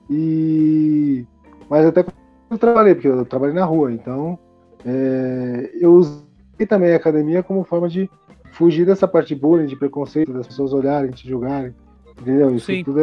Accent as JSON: {"language": "Portuguese", "town": "Guarulhos", "region": "São Paulo", "country": "Brazil", "also_born_or_lived": "the interior (countryside)", "said": "Eu estava em Guarulhos, né? Eu sou de Guarulhos."}